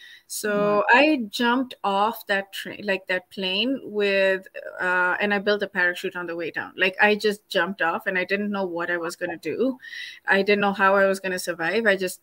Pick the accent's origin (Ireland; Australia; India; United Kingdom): India; now in Seattle, United States; I was born in an Indian family. Like, I'm Indian. I was born in an Indian family.